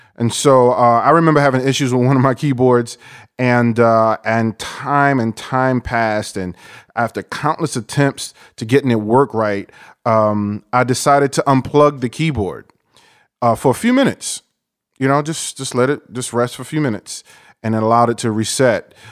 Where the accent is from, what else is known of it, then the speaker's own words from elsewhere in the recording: New York, United States; I'm from New York, and I have Haitian and Dominican in my blood